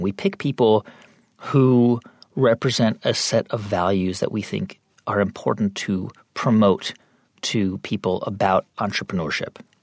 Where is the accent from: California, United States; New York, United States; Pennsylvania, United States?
California, United States; moved away as an adult; I grew up in California and I grew up in a pretty diverse community